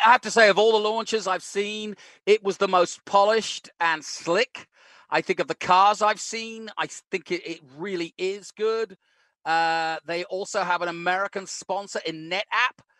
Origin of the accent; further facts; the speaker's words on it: England, United Kingdom; now in Austin, United States; I grew up in England